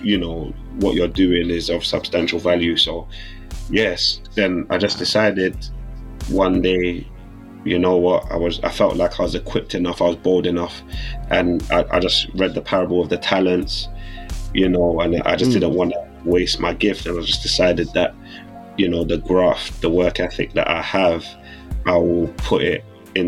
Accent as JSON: {"language": "English", "region": "London", "country": "United Kingdom", "tie": "born or raised there", "said": "I grew up in South London"}